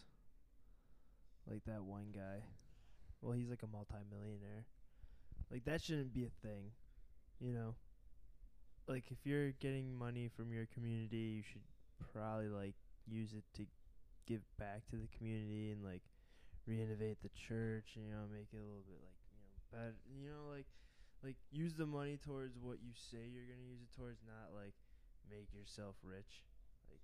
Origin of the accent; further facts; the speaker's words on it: Turkey; I'm from Turkey